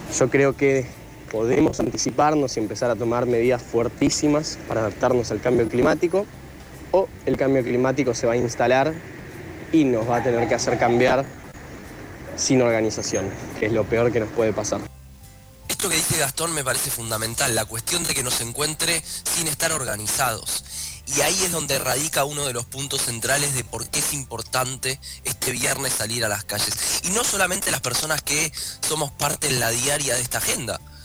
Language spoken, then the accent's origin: Spanish; Argentina; como argentinos y argentinas